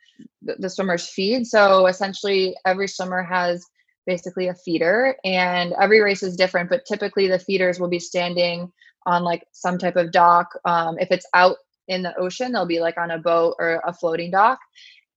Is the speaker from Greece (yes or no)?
no; New York, United States; moved away as an adult; also born or lived in North Carolina / California; I grew up in New York and then went to school in North Carolina at Duke.